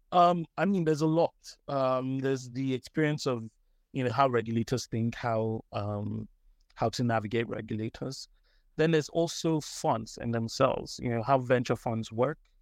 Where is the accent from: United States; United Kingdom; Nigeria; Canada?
Nigeria; I'm Nigerian.